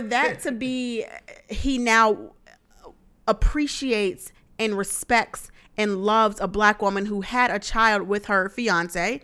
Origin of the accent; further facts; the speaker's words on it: the South, United States; I'm from the South